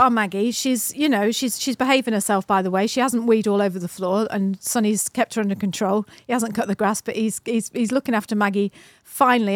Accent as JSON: {"language": "English", "country": "United Kingdom", "said": "British people, or me anyway"}